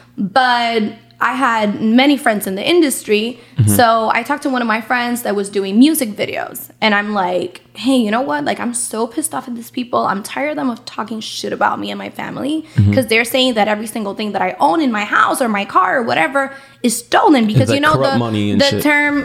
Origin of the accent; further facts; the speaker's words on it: San Juan, Puerto Rico; I'm from Puerto Rico